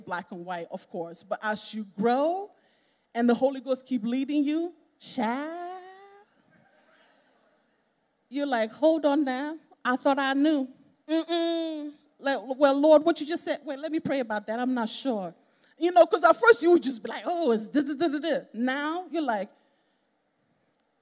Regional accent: Nigeria; I'm a Nigerian

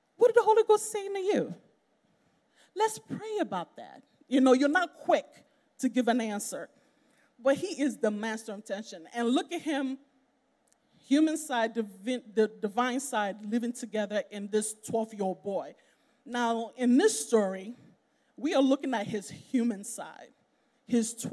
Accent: Nigeria; I'm a Nigerian

